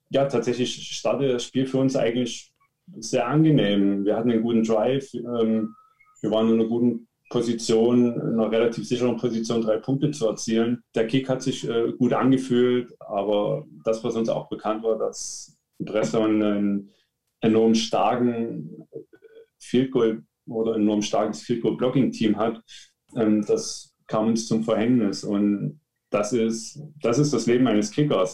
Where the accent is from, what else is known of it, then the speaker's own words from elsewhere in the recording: Leipzig, Saxony, Germany; ich komme aus Leipzig, bin 31 Jahre alt.